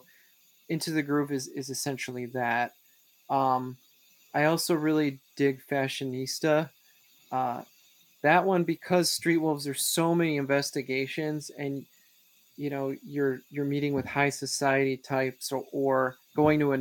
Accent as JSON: {"language": "English", "region": "Wisconsin", "country": "United States", "said": "I'm from Wisconsin"}